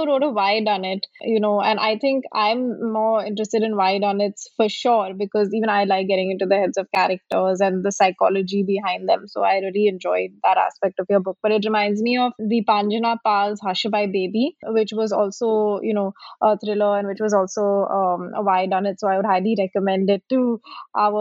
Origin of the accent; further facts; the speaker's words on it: Mumbai, Maharashtra, India; moved away as an adult; also born or lived in Delhi; I'm from Bombay, and I remember when I, you know, went to work in Delhi at the age of 22. And, you know, coming from Bombay